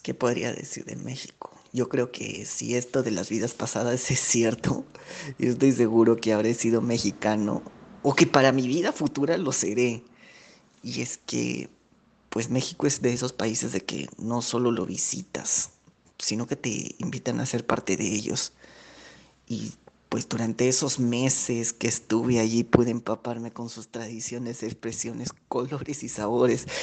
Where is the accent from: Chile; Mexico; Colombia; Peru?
Peru; soy peruano